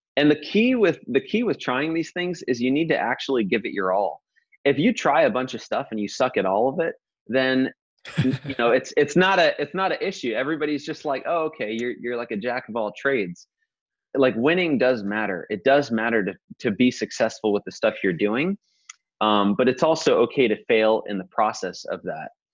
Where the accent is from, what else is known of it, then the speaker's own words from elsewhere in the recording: Modesto, California, United States; I grew up in Modesto